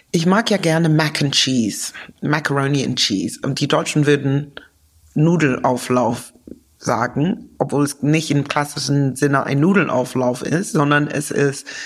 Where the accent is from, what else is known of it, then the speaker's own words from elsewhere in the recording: United Kingdom; Ich bin ja Britin.